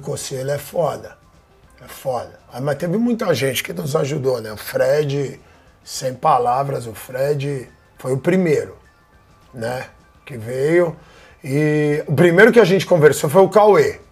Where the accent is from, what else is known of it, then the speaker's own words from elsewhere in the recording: Rio Grande do Sul, Brazil; Eu sou gaúcho